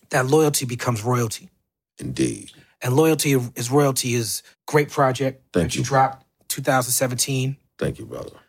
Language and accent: English; New York City, New York, United States; I'm from Flatbush, and we we dealt with the our junction had numbers